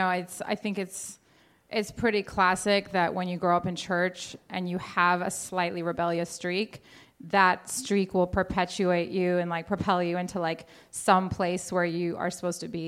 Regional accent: Portland, United States; I was growing up in Portland

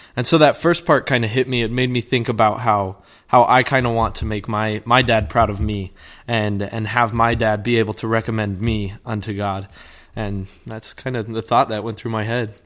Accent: Cumming, Georgia, United States; moved away as an adult; now in Arizona, United States; I am from Cumming, Georgia.

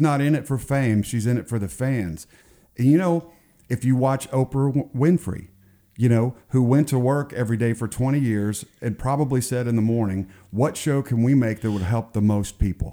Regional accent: Garland, Texas, United States; moved away; I'm a Texan also

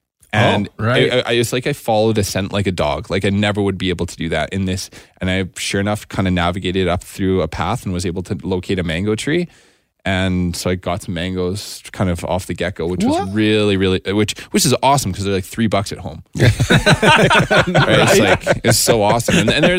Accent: Alberta, Canada; I'm from Alberta.

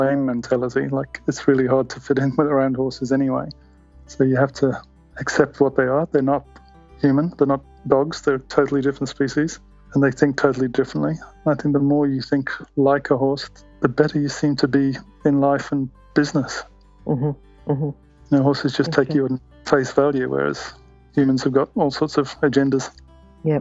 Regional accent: England, United Kingdom; moved away; I grew up in England, and there was a little farm behind the fence

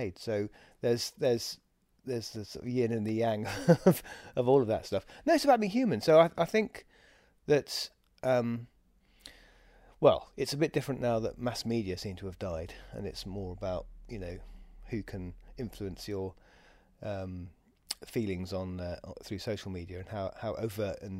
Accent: England, United Kingdom; we're English

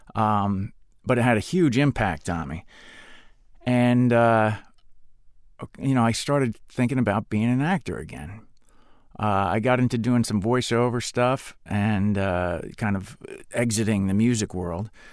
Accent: Spring Lake, New Jersey, United States; moved away; I grew up on the Jersey Shore

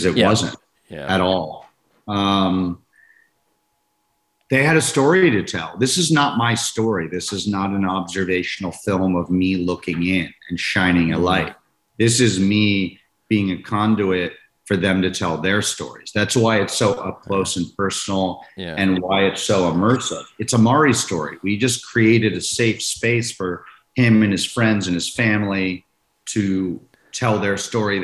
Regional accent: Maryland, United States; I'm from Maryland, from DC, Maryland, and I grew up about 30 minutes away from the school

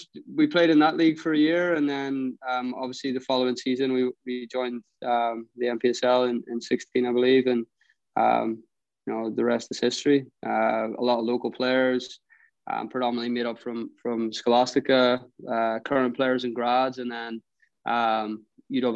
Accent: Belfast, Northern Ireland, United Kingdom; moved away as an adult; now in Duluth, United States; I moved over to Duluth from Northern Ireland originally, from Belfast

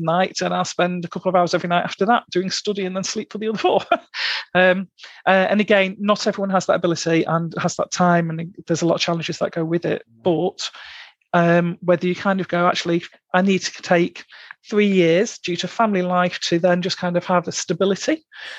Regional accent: Blackpool, North West England, United Kingdom; I'm from Blackpool originally. I'm from the delights of South Shore, or just off South Shore.

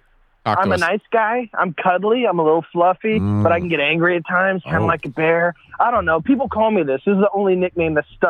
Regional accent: Brighton, Illinois, United States; also born or lived in Godfrey, Illinois; Okay, well, I grew up there.

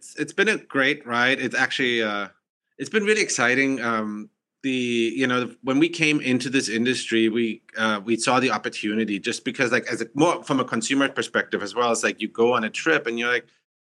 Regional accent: Germany; also born or lived in Massachusetts, United States; now in San Francisco, United States; I'm originally from Germany, and then came to US

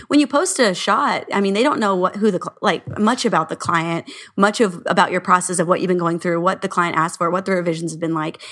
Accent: Orange County, California, United States; We're from Orange County

